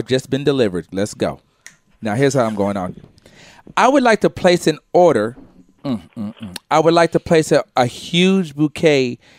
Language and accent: English; United States; Panamanian, Costa Rican, all from the West Indies, my whole family. I was born in America, as you can see.